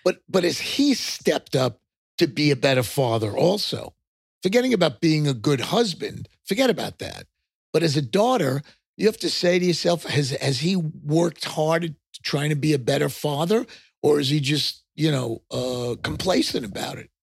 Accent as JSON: {"language": "English", "area": "Long Island", "region": "New York", "country": "United States", "tie": "born or raised there", "also_born_or_lived": "Texas", "accent": "New York", "moved": "yes", "said": "I grew up on Long Island"}